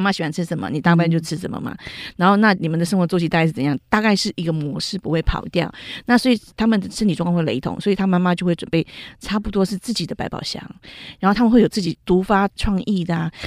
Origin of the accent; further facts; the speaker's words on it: Taiwan; 我们台湾人